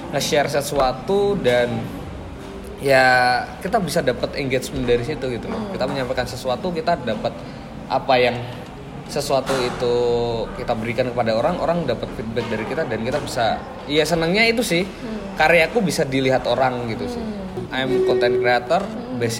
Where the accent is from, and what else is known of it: Magelang, Central Java, Indonesia; born or raised there